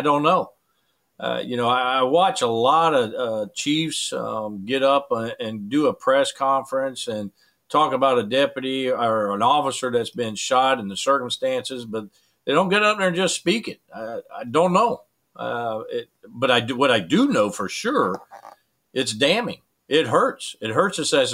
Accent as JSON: {"language": "English", "country": "United States", "said": "as American"}